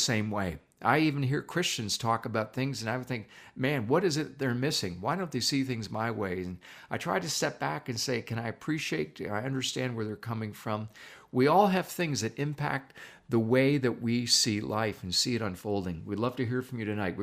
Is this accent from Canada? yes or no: yes; Canada; also born or lived in Toronto / Niagara District; being a Canadian, what can I say? I've lived in Toronto, and now we live in the Niagara District